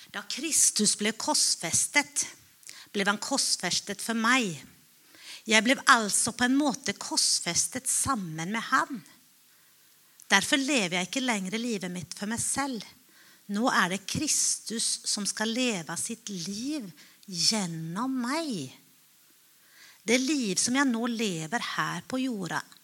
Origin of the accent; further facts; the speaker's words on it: Finland; Jeg er finne